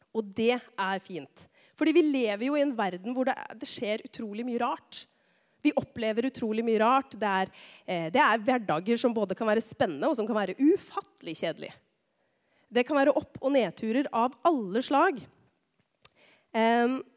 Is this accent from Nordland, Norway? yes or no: no; Rakkestad, Østfold, Norway; now in Tistedal, Norway; jeg er fra Rakkestad.